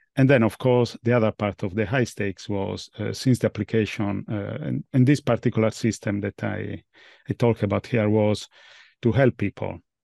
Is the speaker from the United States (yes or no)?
no; Italy; moved away as an adult; now in London, United Kingdom; I was born in Italy at least, but I'm based in London